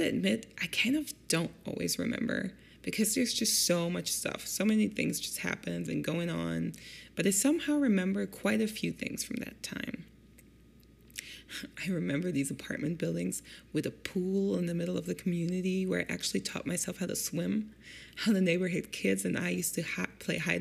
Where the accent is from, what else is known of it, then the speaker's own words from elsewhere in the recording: Germany; now in Detroit, United States; I grew up in Germany with my German single mom